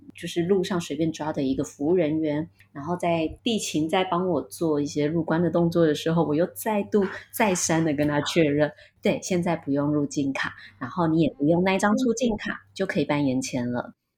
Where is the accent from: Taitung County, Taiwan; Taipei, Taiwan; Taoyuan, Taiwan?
Taitung County, Taiwan; Taitung; 我来自台东，我自己经营了一个，呃，选物品牌，叫自己来家